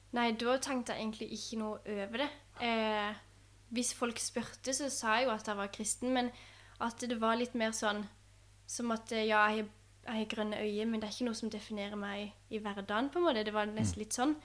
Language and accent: Norwegian; Vennesla, Agder, Norway; moved away; Jeg er jo oppvokst i Vennesla, eh, og i Vennesla frikirke